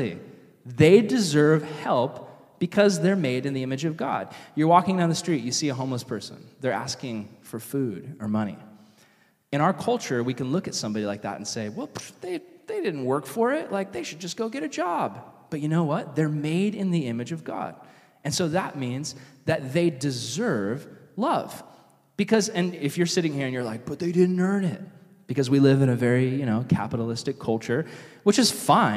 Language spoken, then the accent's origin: English; Vista, California, United States; I grew up here in Vista, going to high school